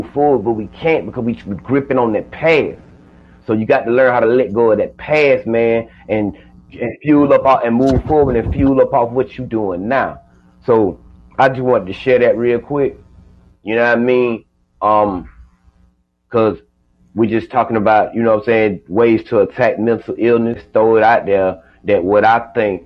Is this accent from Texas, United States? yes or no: no; Georgia, United States; I'm from Georgia